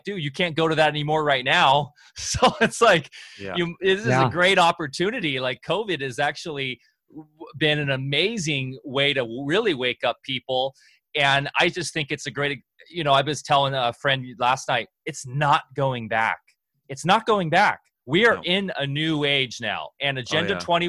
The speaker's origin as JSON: {"language": "English", "area": "Orange County", "region": "Southern California", "country": "United States", "tie": "born or raised there", "moved": "yes", "said": "I grew up in Orange County down in SoCal. I'm a SoCal boy."}